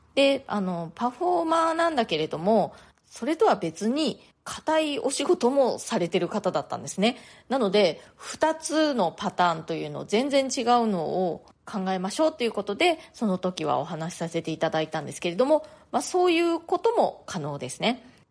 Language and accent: Japanese; Japan; moved away as an adult; now in New York, United States; 私の生まれ育った家族、まあ、日本の家族